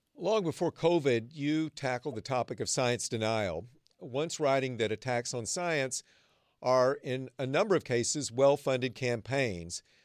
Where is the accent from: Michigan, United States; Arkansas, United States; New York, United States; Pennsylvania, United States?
Arkansas, United States; now in Northern California, United States; I grew up in Arkansas